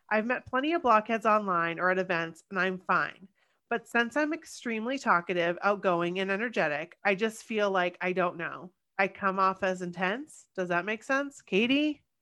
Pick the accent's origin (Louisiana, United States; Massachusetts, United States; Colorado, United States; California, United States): California, United States; Los Angeles; maybe it's because we are from Los Angeles.